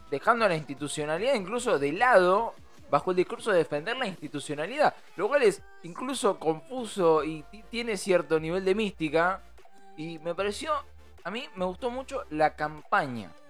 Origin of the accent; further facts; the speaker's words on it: Buenos Aires, Argentina; Soy porteño